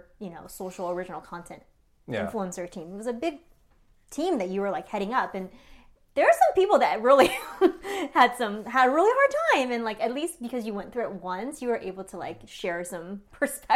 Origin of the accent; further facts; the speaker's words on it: Bay Area, California, United States; both our families are here. We grew up in the Bay Area